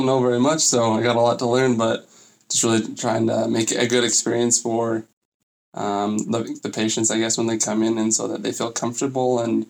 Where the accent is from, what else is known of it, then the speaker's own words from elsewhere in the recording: Orem, Utah, United States; I'm from Orem, Utah.